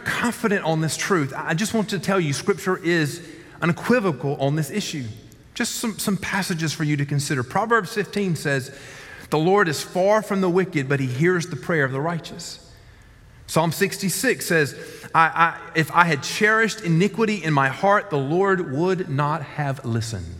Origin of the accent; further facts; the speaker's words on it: the South, United States; I grew up in the South